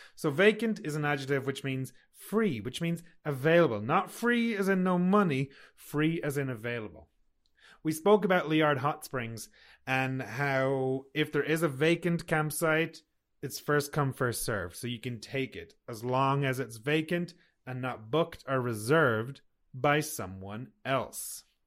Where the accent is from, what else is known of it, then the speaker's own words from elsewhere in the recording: Sligo, Connacht, Ireland; moved away as an adult; also born or lived in Toronto, Canada; now in Kelowna, Canada; I'm from a small town called Sligo. And when I was a kid, Sligo was not a very diverse town